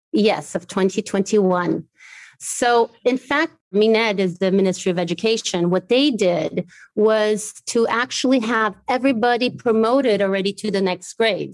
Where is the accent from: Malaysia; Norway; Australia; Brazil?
Brazil; Morro de São Paulo, near Salvador, Bahia; also born or lived in Germany / United States; now in Maputo, Mozambique; I grew up trilingual. So one of the languages that I learned in Brazil was Portuguese. I grew up in a really beautiful island in Morro de São Paulo, so close to Salvador